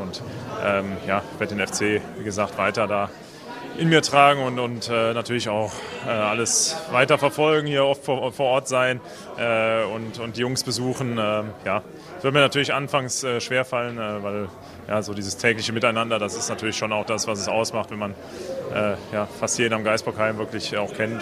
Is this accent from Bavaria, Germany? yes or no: no; Cologne, North Rhine-Westphalia, Germany; ich bin hier groß geworden, ich bin Kölner